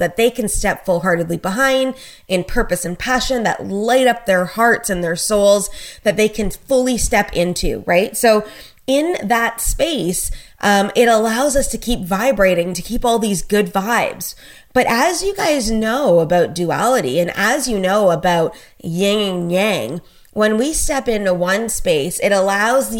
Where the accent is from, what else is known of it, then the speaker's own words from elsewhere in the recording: Canada; I'm a Canadian, so obviously I live up in Canada.